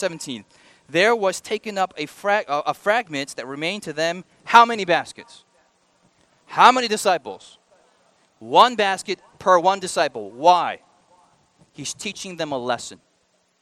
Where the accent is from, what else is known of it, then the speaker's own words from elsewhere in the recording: United States; I'm an American.